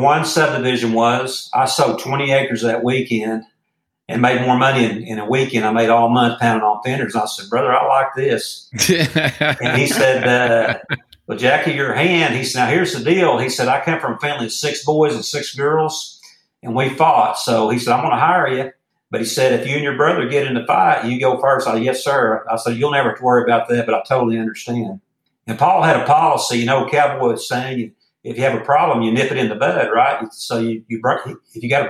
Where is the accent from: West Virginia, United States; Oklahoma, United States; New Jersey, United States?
Oklahoma, United States; Jones; my hometown of Jones, Oklahoma